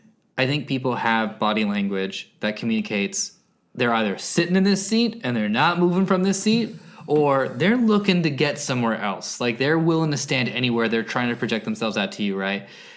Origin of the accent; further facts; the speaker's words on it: San Jose, California, United States; Yeah, I'm from San Jose.